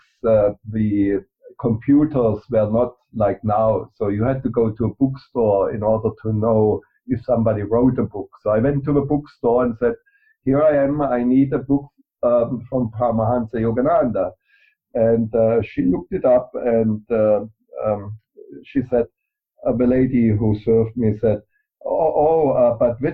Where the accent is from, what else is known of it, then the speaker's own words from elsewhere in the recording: Germany; I grew up in Germany